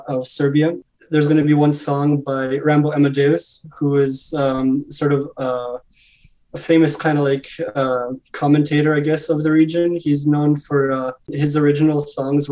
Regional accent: Toronto, Ontario, Canada; I was born and raised in Toronto

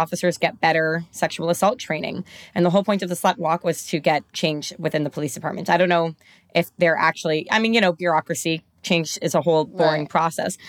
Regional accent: Toronto, Ontario, Canada; I'm from Toronto

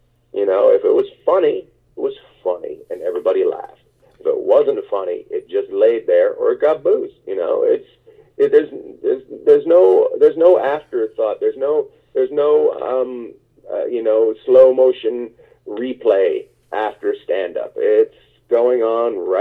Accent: Terrace, British Columbia, Canada; also born or lived in New York; now in Los Angeles, United States; my hometown, Terrace, British Columbia

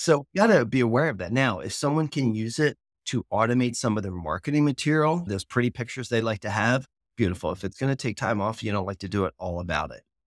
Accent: Philadelphia, Pennsylvania, United States; moved away; I'm originally from Philly

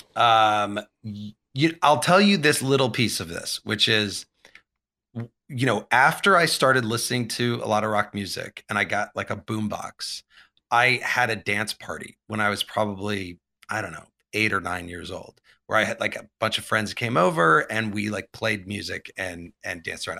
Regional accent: Champaign, Illinois, United States; I grew up in, uh, Champaign, Urbana, Illinois, which is right in the middle of Illinois.

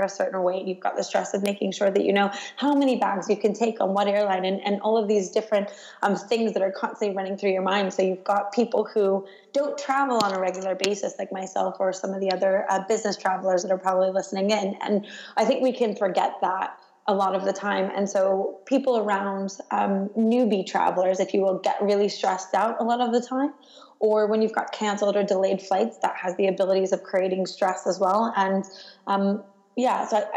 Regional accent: United States; now in London, United Kingdom; My home airport, actually, despite being an American, is London Heathrow

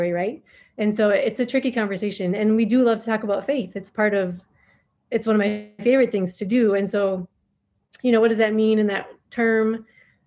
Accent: Minnesota, United States; moved away as an adult; also born or lived in Somalia; now in Djibouti; I am from Minnesota originally. And so when I was growing up, we had the North Stars

